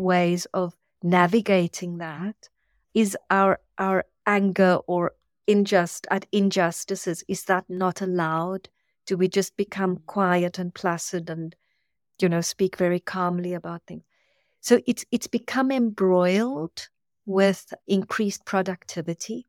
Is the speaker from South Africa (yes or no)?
yes; South Africa; moved away; I come from South Africa